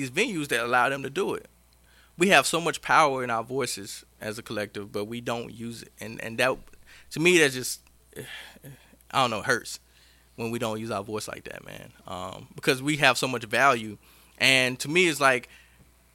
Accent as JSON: {"language": "English", "region": "Mississippi", "country": "United States", "moved": "yes", "lives_now": "Augusta, United States", "said": "I'm actually from Mississippi."}